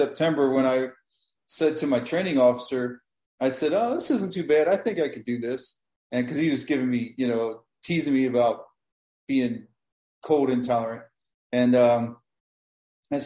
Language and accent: English; Maryland, United States; moved away as an adult; also born or lived in Miami / Chicagoland; now in Chicago, United States; I was born in Maryland, and I grew up there until I was in my 20s